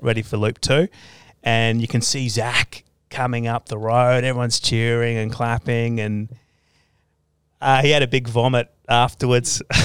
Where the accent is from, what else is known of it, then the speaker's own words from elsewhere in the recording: Australia; my hometown, because um, yeah, our family's been there since like the 1860s